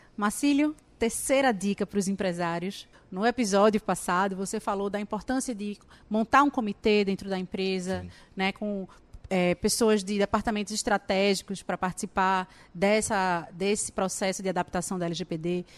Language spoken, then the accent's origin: Portuguese; Brazil; eu, como brasileira